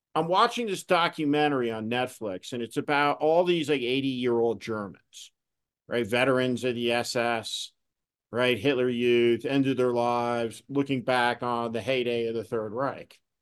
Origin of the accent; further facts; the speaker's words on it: New Jersey, United States; when I was a kid, growing up in New Jersey